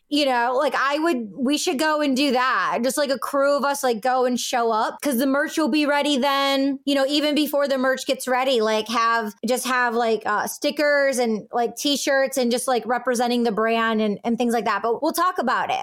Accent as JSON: {"language": "English", "region": "California", "country": "United States", "tie": "born or raised there", "said": "growing up in California"}